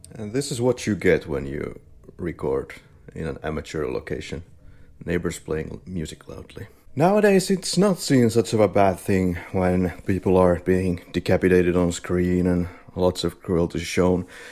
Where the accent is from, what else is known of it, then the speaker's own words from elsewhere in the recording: Finland; now in Spain; I studied media, and I was born and raised, born and bred in Finland, and now I'm living in Spain